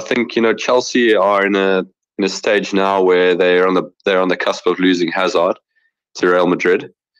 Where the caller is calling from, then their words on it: Johannesburg, Gauteng, South Africa; I'm from Johannesburg, South Africa.